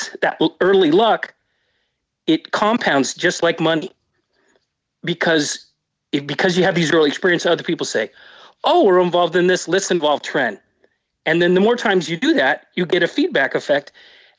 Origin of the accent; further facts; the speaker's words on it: Seattle, Washington, United States; I was born in Seattle